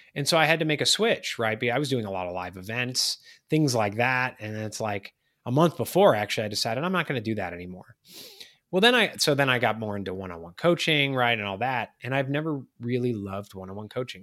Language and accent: English; Chicago, Illinois, United States; now in Charleston, United States; I'm from Chicago